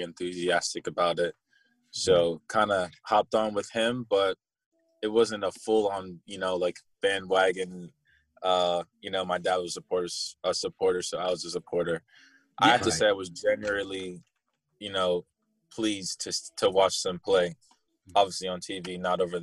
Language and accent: English; Columbia, Maryland, United States; I'm from Columbia, Maryland.